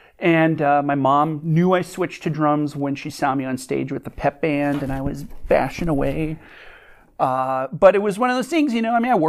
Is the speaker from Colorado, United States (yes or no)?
no; Wishek, North Dakota, United States; now in Kalamazoo, United States; I grew up in Wishick.